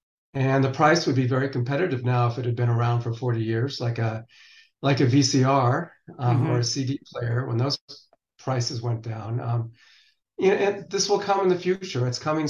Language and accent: English; Western United States, United States; growing up in the Western United States in a city that has 300 plus days of sunshine every year